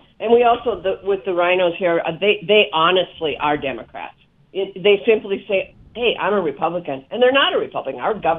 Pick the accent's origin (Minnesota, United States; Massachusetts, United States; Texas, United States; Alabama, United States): Minnesota, United States; now in Wyoming, United States; Yeah, I grew up in Minnesota, and I'm old enough to remember when the nuclear power plant started coming into Minnesota. I also grew up right next to an Indian reservation there.